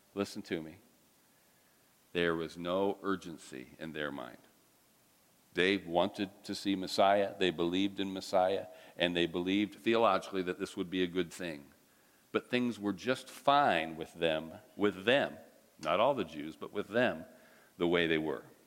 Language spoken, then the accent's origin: English; United States; I'm an American